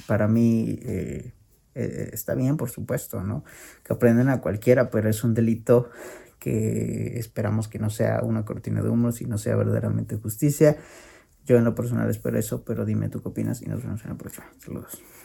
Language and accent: Spanish; Mexico